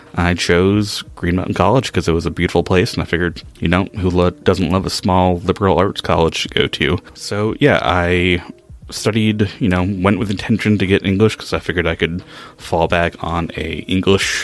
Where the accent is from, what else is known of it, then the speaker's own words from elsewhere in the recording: Maine, United States; also born or lived in New Hampshire; I grew up in Maine, was born in New Hampshire, been in New England all of my life